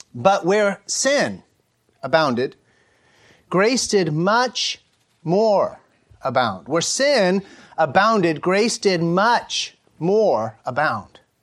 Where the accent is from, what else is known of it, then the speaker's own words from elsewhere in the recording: United States; an American cis-, citizen